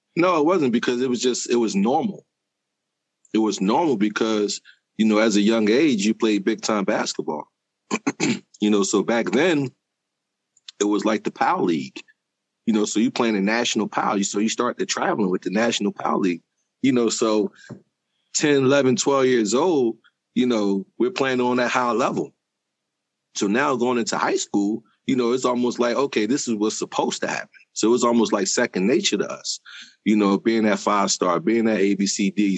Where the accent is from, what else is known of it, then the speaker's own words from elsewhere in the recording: Philadelphia, Pennsylvania, United States; I grew up in South Philadelphia.